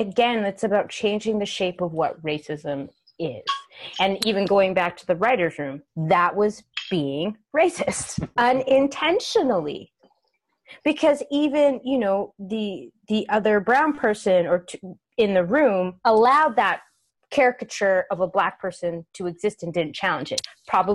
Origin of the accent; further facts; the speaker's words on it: Western Canada, BC, British Columbia, Canada; moved away as an adult; also born or lived in Vancouver; now in Los Angeles, United States; I'm from Western Canada. Oh, I grew up in small towns.